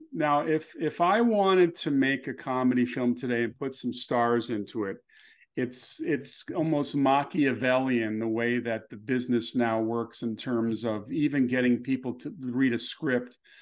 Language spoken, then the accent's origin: English; Los Angeles, California, United States; growing up in Los Angeles